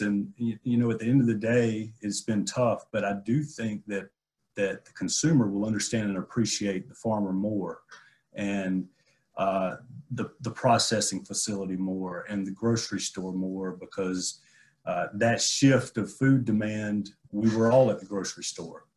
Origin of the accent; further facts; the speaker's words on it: Abbeville, Georgia, United States; my hometown of, in in Abbeville, uh, where I grew up cropping tobacco